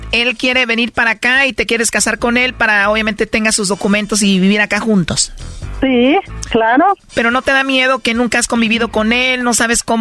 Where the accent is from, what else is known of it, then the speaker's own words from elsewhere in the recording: El Salvador; accent: centroamericano; moved away; Soy salvadoreña.